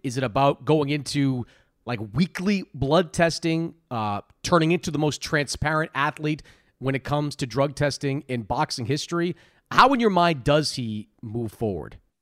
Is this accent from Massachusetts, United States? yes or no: yes; Boston, Massachusetts, United States; I grew up in Boston